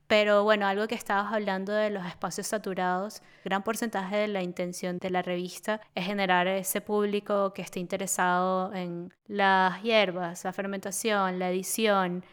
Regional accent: Venezuela; now in Berlin, Germany; nosotros somos del Caribe, las dos somos de Venezuela

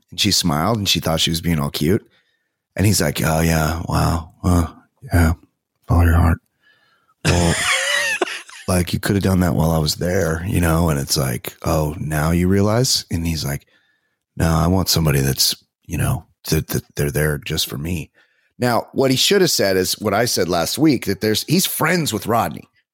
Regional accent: Orange County, California, United States; I'm from Orange County

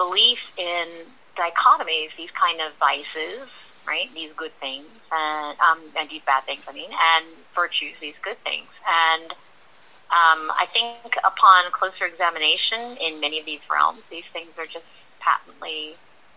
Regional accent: New York City, New York, United States; I am born and raised in New York

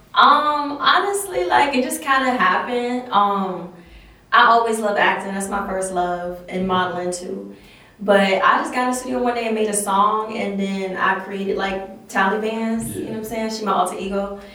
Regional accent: Chesterfield County, Virginia, United States; also born or lived in Richmond, Virginia; I grew up in Chesterfield, the county

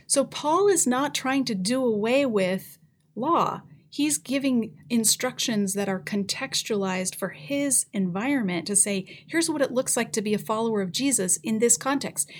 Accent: Colorado, United States; now in Canada; grew up in Colorado

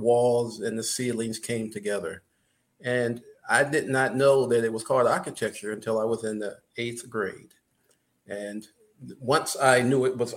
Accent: Michigan, United States; growing up in Michigan

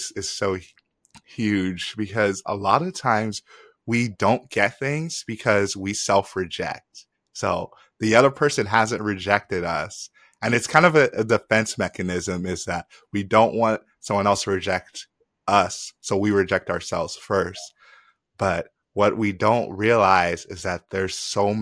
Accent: Nigeria; moved away; I'm a Nigerian immigrant

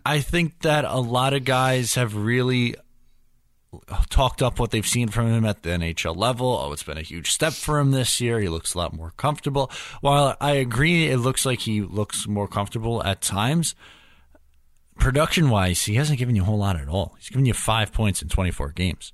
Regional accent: New York, United States; me and every other New Yorker

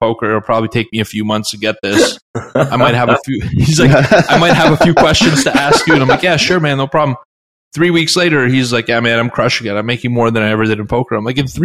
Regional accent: Canada; I'm from Canada.

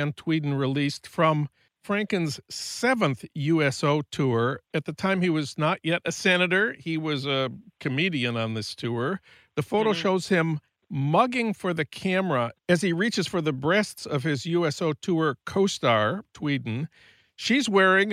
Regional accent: Saint Paul, Minnesota, United States; I'm from St. Paul

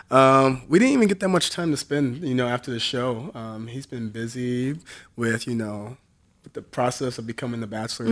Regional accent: Southern Illinois, United States; I'm from Southern Illinois

